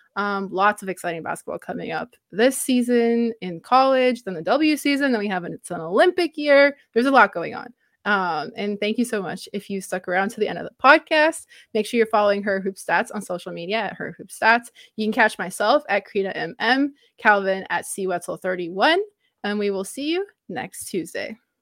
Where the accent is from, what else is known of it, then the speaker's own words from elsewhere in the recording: Canada; as the Canadian on this podcast